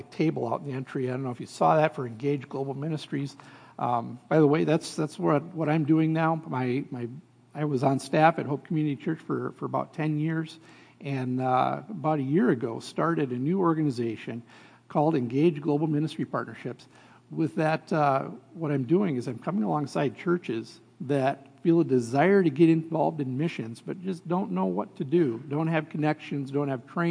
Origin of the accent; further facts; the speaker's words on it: Shawano, Wisconsin, United States; I come from Shawnee, Wisconsin, just about 35 miles from that big church, Lambeau Field